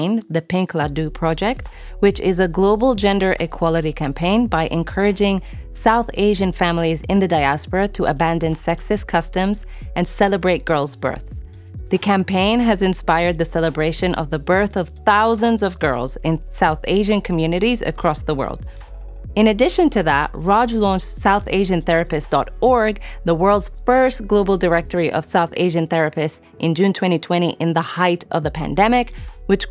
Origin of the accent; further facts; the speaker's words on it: United Arab Emirates; also born or lived in Sudan; I'm originally from Sudan, but grew up in the Emirates.